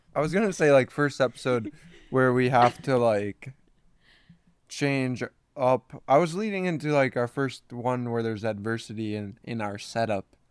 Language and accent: English; Minnesota, United States; now in Kansas City, United States; we're from Minnesota